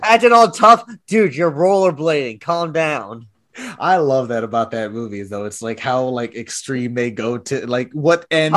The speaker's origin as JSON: {"language": "English", "region": "Texas", "country": "United States", "said": "I'm from Texas."}